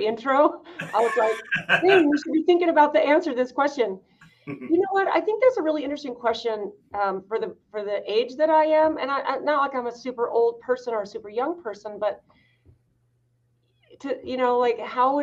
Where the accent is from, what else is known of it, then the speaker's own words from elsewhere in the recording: Idaho, United States; I grew up in Idaho